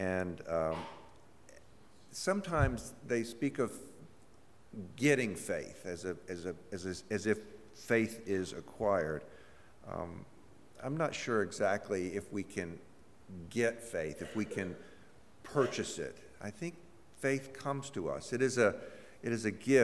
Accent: Mississippi, United States; I'm from Mississippi

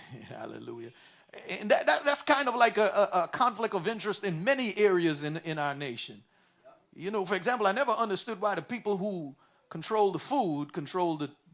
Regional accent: New York City, New York, United States; When I was a kid, I, I raised in New York City

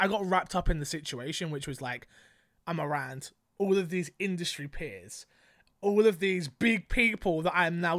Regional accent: London, United Kingdom; I'm from London.

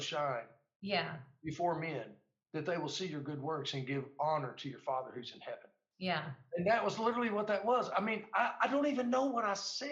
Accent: United States; me as an American soldier

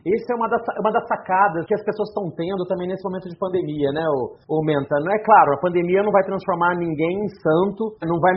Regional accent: São Paulo, Brazil; Eu sou do interior de São Paulo, fui para São Paulo fazer um treinamento onde lá falava sobre seleção por competências.

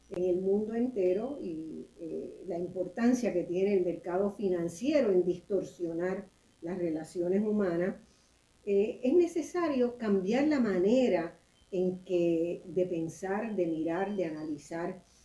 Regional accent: Puerto Rico; en mi país, en Puerto Rico

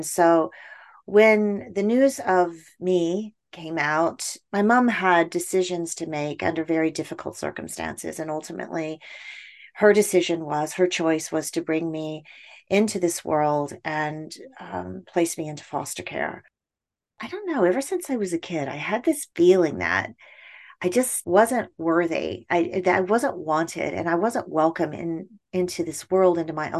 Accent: United Kingdom; born there; You know, I was born in the United Kingdom and placed in foster care as a baby.

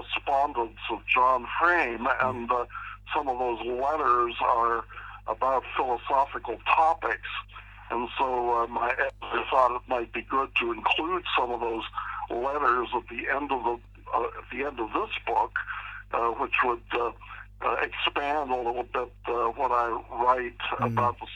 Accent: Pittsburgh, Pennsylvania, United States; moved away as an adult; also born or lived in Philadelphia / California / Orlando, Florida; I was raised in Pittsburgh, Pennsylvania.

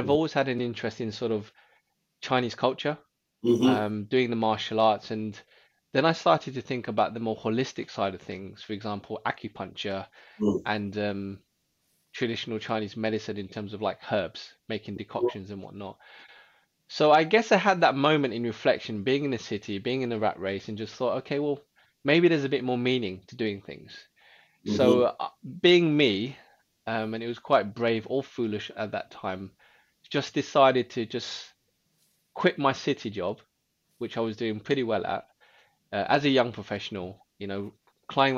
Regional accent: London, United Kingdom; I actually was born in London. So I grew up in Northwest London around the sort of Camden area.

